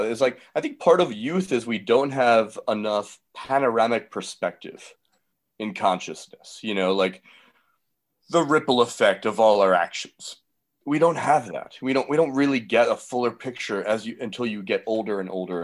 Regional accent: Atlanta, Georgia, United States; moved away as an adult; also born or lived in New York; I went to Manhattanville College in New York, and I was from Atlanta

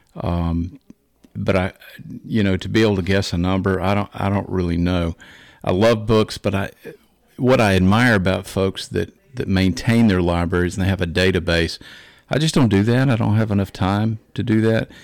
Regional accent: Macon, Georgia, United States; I was born in Macon, Georgia, lived in Georgia for a long time

